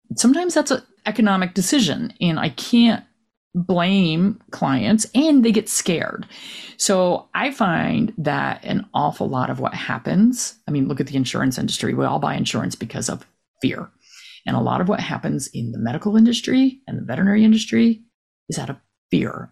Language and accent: English; New Jersey, United States; moved away as an adult; now in North Carolina, United States; I'm from New Jersey, huge tick area.